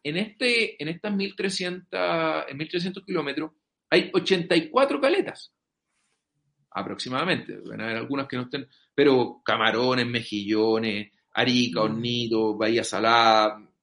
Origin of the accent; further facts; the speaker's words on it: Chile; nosotros como chilenos